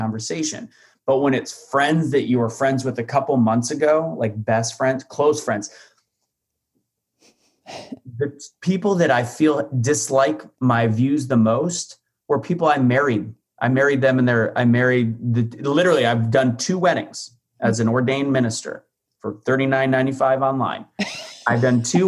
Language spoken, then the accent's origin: English; St. Louis, Missouri, United States; I'm from St. Louis